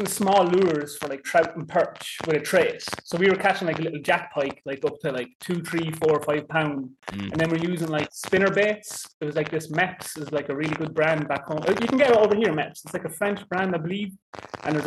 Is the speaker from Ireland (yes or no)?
yes; Kildare, Leinster, Ireland; moved away as an adult; also born or lived in England / Ontario, Canada; now in Texas, United States; I grew up in Kildare in Ireland